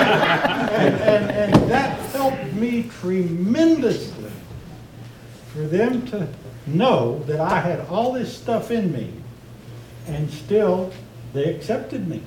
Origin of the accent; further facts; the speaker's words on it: South Texas, United States; moved away as an adult; I was born and raised in South Texas my first 25 years